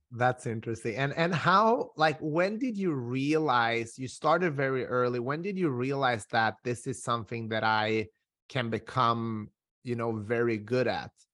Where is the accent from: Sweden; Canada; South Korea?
Sweden; also born or lived in North Macedonia; I am originally from Macedonia. I grew up in Sweden